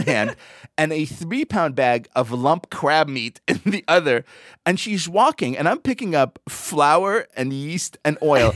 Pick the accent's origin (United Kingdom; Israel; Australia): Israel; moved away as an adult; now in United States; I grew up in Israel